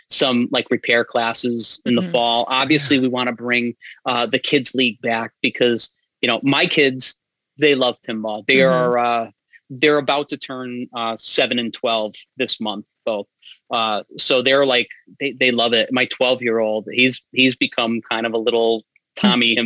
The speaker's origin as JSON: {"language": "English", "town": "Amherst", "region": "Massachusetts", "country": "United States", "tie": "born or raised there", "also_born_or_lived": "Springfield, Massachusetts", "said": "I grew up in Amherst and the Springfield area."}